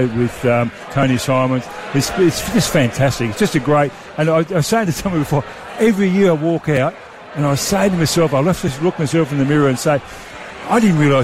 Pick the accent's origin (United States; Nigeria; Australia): Australia; Port Augusta, South Australia; You know, I came down from Port Augusta and... I was, 6 foot four and a half, weighed 12 and a half stone